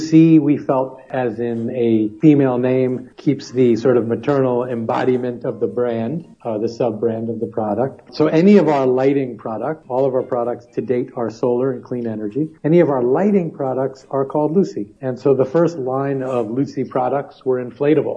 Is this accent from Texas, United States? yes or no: no; New York City, New York, United States; I grew up in New York City